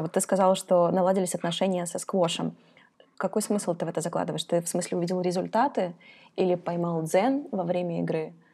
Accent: Kazakhstan; now in Russia; я из Казахстана, и там такая средняя температура в году — это 30-35 градусов. И, конечно, я привыкла к солнцу

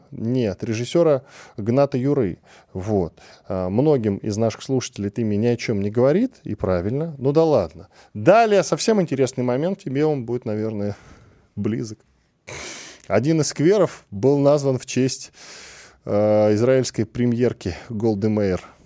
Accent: Shadrinsk, Kurgan Oblast, Russia; я родился в Шадринске

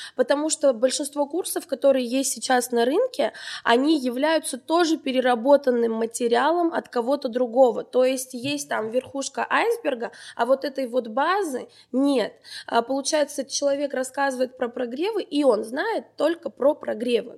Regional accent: Armenia; moved away as an adult; now in Moscow, Russia; Я как настоящая армянка

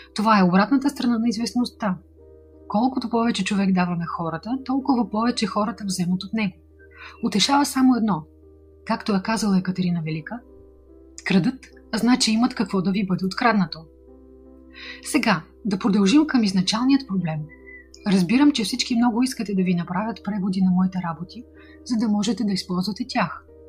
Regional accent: Bulgaria; от България

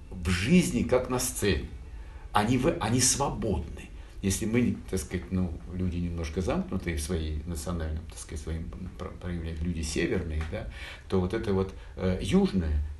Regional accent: Naples, Campania, Italy; Эдуардо де Филиппо неаполитанец, а, э, как и я. Я родился в Неаполе, и в целом культура Неаполя, э, культура э, эм, неаполитанцев — это моя плоть и кровь.

